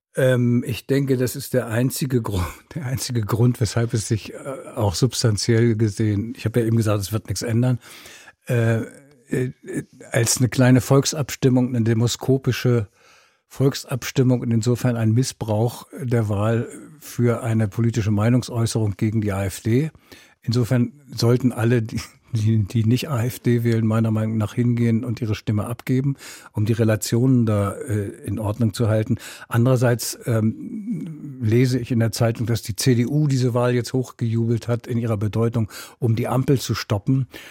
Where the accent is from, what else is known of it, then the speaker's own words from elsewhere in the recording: Berlin, Germany; als Berliner